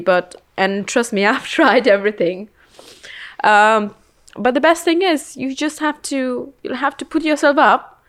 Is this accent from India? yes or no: yes; India; moved away; growing up in India